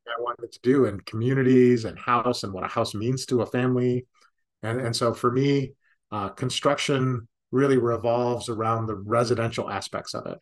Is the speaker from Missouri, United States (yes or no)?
no; Chicago, Illinois, United States; I grew up in Chicago